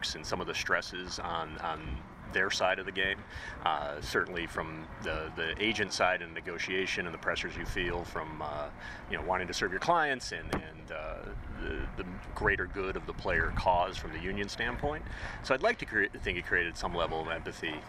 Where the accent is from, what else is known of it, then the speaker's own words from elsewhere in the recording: Chicago, Illinois, United States; I grew up in Chicago